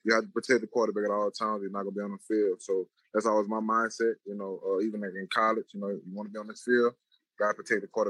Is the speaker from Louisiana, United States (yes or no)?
yes; Louisiana, United States; I grew up in Louisiana